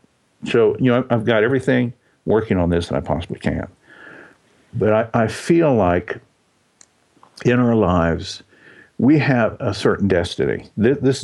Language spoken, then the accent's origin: English; Texas, United States; I was born in Texas